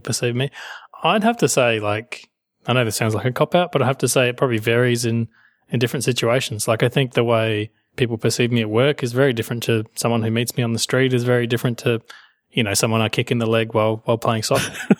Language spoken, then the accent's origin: English; Australia; I am Australian